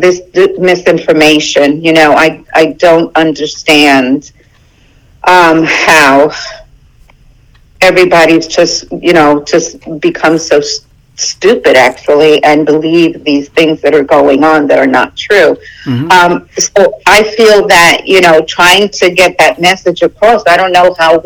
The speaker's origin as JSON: {"language": "English", "town": "New York City", "region": "New York", "country": "United States", "tie": "born or raised there", "also_born_or_lived": "Puerto Rico / Hillsborough County, Florida", "moved": "yes", "lives_now": "Pasco County, United States", "said": "came to the States when I was about 5 years old. Grew up in Brooklyn, New York"}